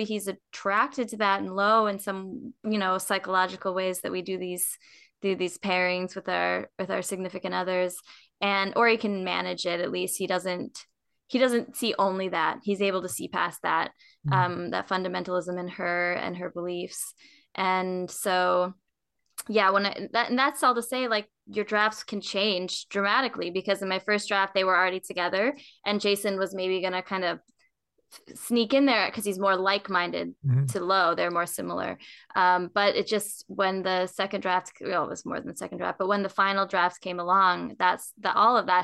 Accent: Minnesota, United States; moved away as an adult; also born or lived in East Texas / Raleigh, North Carolina; now in Charlotte, United States; I grew up in Minnesota, and then I went to college in East Texas

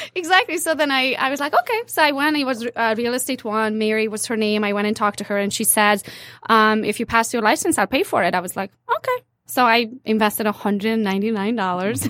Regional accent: Transylvania, Romania; moved away as an adult; now in United States; I'm, uh, from Transylvania, part of Romania now, so I'm Hungarian by nationality

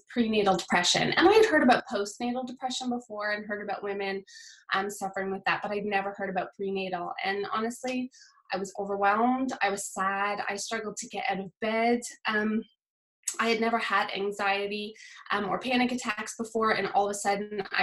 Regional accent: Nova Scotia, Canada; moved away as an adult; now in South Wales, United Kingdom; I'm from Nova Scotia. I've been living in South Wales, UK for the past 10 and a half years

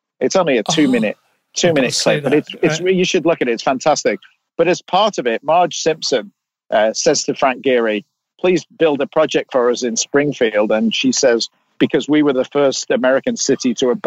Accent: England, United Kingdom; now in California, United States; I live in California, but I, you know, I'm English and I've worked all over the world.

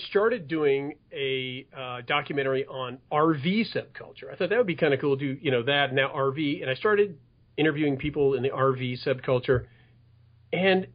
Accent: Los Angeles, California, United States; I was raised in the San Fernando Valley. And I still live here now

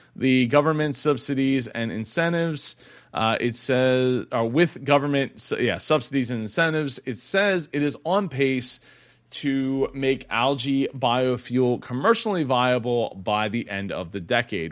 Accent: Philadelphia, Pennsylvania, United States; I am from the Philly area

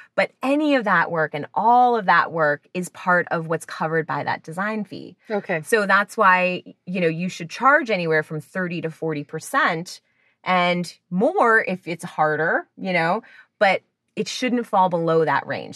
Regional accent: New Jersey, United States; moved away; I'm from New Jersey originally, so of course you go to the mall to get a job

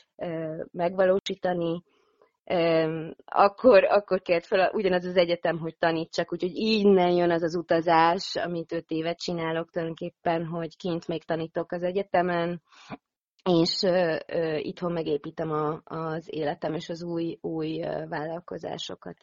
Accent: Hungary; moved away; also born or lived in Netherlands; én itt a szülőhazámba

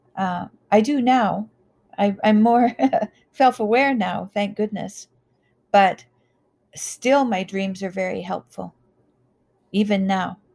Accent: Canada; I grew up in the Wild West. I grew up in, I graduated in 1979, which was at the height of alcohol and drug use in Canada. And we had a lot of oil money

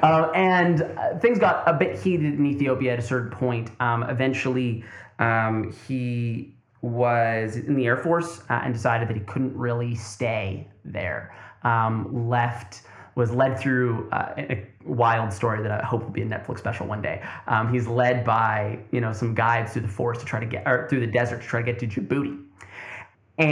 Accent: Tri-Cities, British Columbia, Canada; also born or lived in Burnaby; I was born in Burnaby. I was raised in the Tri-Cities.

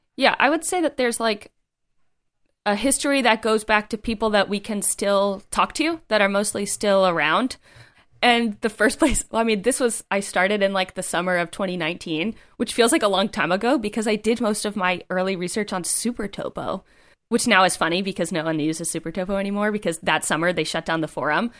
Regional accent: East Coast, United States; moved away; I'm from the East Coast

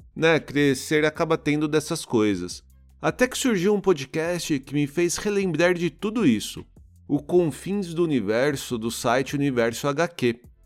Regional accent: Osasco, São Paulo, Brazil; moved away as an adult; now in Europe; eu sou de Osasco

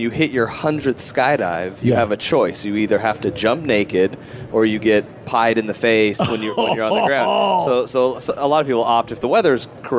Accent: Las Vegas, Nevada, United States; here in Vegas, my hometown race.

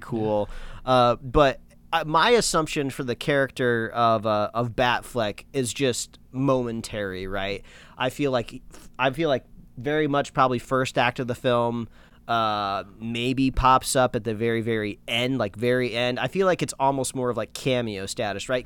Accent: United States; I'm an American

